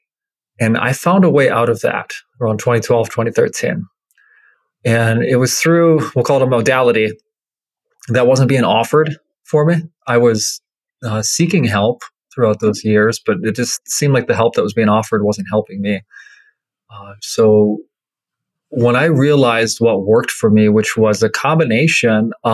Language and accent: English; Minnesota, United States; I grew up in Minnesota